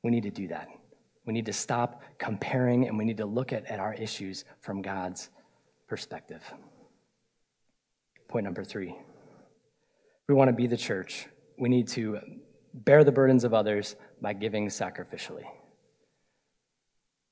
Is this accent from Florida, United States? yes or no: yes; Florida, United States; I'm from Florida